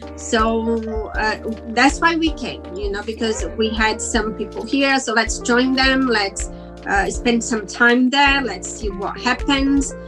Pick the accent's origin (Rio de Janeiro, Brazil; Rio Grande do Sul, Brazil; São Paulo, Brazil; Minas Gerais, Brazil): Rio Grande do Sul, Brazil; Caxias do Sul; English is a second language; moved away as an adult; now in London, United Kingdom; I am uh, from south of Brazil, Caxias